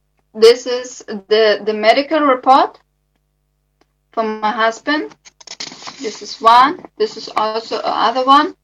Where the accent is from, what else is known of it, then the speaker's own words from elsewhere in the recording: Germany; English is a second language; I'm from Germany.